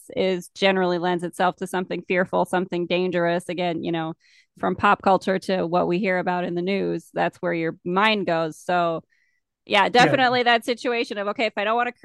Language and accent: English; United States; I'm from America